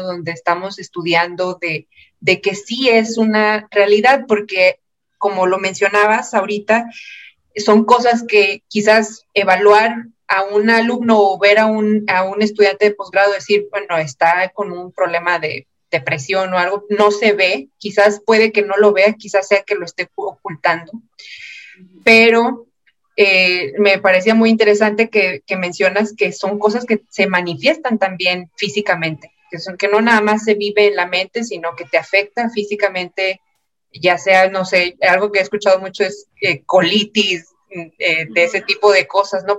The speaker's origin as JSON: {"language": "Spanish", "town": "Monterrey", "region": "Nuevo León", "country": "Mexico", "also_born_or_lived": "Morelia", "said": "yo soy de acá de Monterrey, estudié el posgrado en Morelia y me vine, estaba ya trabajando acá en Monterrey"}